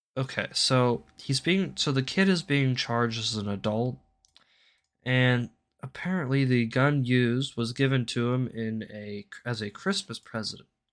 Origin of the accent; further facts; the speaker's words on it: United States; I'm an American